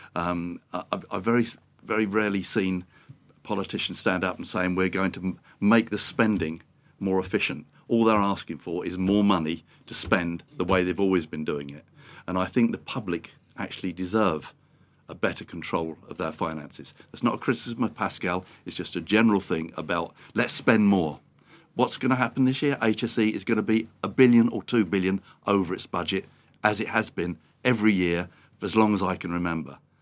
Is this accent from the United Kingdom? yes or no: yes; England, United Kingdom; being English